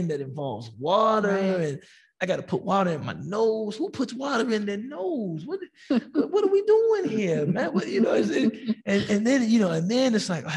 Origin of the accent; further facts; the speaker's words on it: United States; as American Muslims